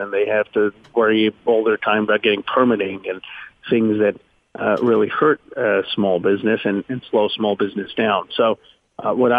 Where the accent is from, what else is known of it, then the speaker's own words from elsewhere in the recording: Philadelphia, Pennsylvania, United States; moved away as an adult; also born or lived in Chicago; I was born in Philadelphia